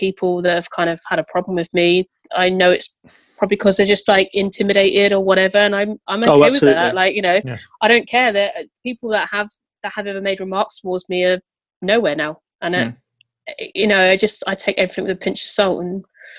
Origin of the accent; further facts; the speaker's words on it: Bristol, South West England, United Kingdom; I'm the girl from Bristol. I don't know if I should have won half the things. They might have just wanted to get out of Bristol.